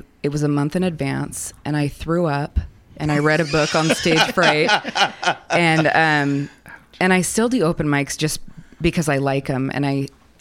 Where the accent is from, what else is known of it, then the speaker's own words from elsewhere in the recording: Seattle, Washington, United States; I grew up in Seattle